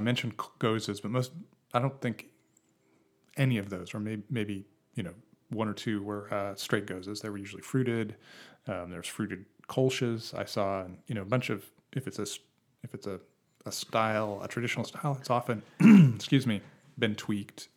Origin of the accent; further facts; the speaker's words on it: Boise, Idaho, United States; now in Portland, United States; I grew up in Boise, Idaho